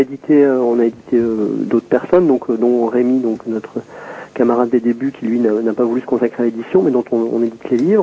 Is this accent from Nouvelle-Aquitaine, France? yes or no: yes; south of Deux-Sèvres, Nouvelle-Aquitaine, France; je suis originaire du sud des Deux-Sèvres